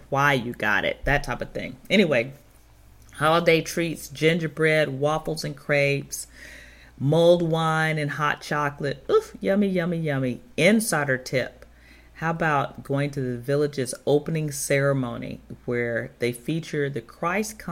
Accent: Chicago, Illinois, United States; my hometown of Chicago

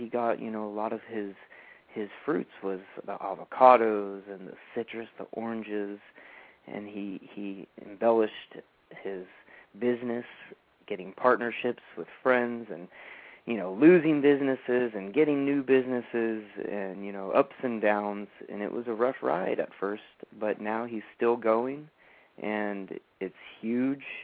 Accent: San Diego, California, United States; also born or lived in Fallbrook, California; I was born in San Diego, and I was in San Diego my entire life

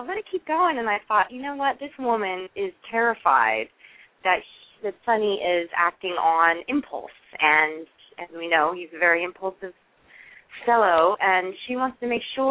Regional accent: Seattle, Washington, United States; moved away; also born or lived in East Coast; I used to say pop growing up in Seattle

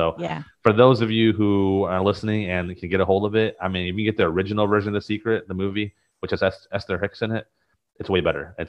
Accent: Taiwan; now in United States; growing up in Taiwan and coming to the United States, I mean, I wasn't exposed to any of this stuff

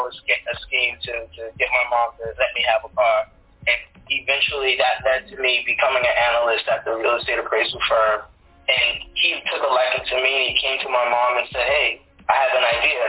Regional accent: New York City, New York, United States; born or raised there

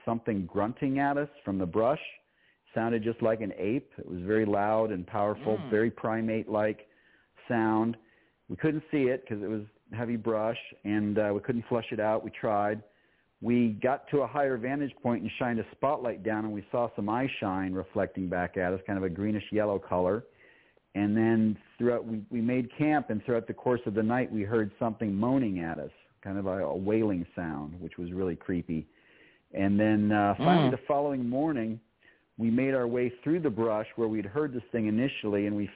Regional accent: Minnesota, United States; my parents were Canadian and I grew up in Minnesota

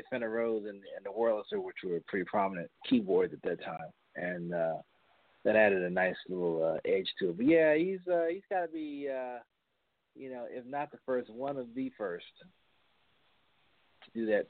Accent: Westchester County, New York, United States; We grew up in Westchester County, and used to go down to the city a lot

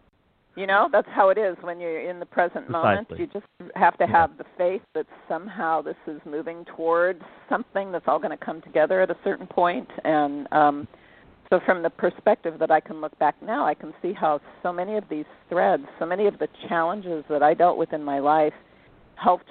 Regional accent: San Francisco Bay Area, California, United States; I'm a native Californian. I was born and raised in the San Francisco Bay Area.

